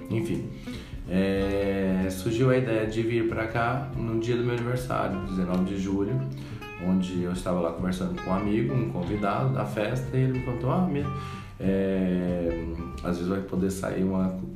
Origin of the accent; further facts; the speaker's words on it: Goiânia, Goiás, Brazil; É, sou de Goiânia, é, nasci lá mesmo.